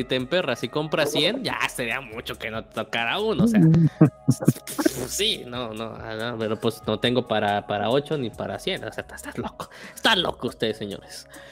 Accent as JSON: {"language": "Spanish", "country": "Mexico", "said": "somos mexicanos"}